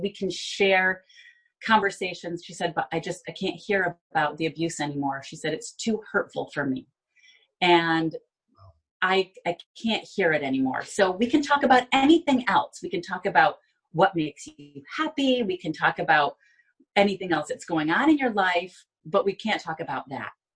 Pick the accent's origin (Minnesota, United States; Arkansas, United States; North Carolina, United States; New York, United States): New York, United States; Binghamton; now in Florida, United States; I was born and raised in Binghamton